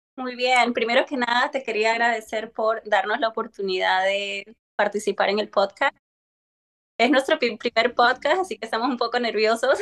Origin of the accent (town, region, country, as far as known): Peru; now in California, United States